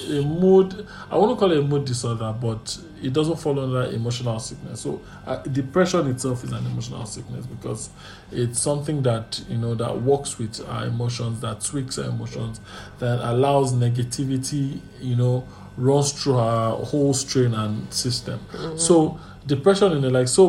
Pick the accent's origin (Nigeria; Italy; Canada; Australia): Nigeria; and even in life generally as a Nigerian, you know.